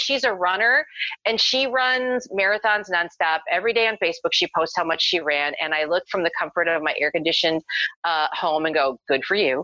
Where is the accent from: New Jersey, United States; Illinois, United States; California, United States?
Illinois, United States; moved away